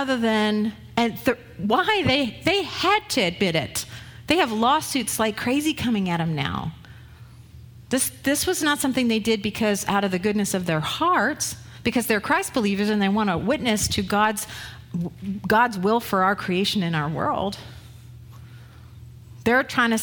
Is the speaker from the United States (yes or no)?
no; Ottawa, Ontario, Canada; I grew up in Ottawa, where the Ottawa River ran through